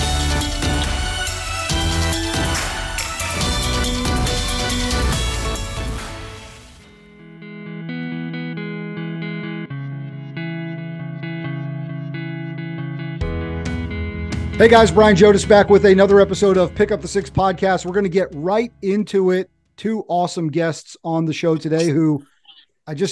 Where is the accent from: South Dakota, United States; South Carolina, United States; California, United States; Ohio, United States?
South Carolina, United States; Aiken; my hometown where we did that 22-hour workout in Aiken, South Carolina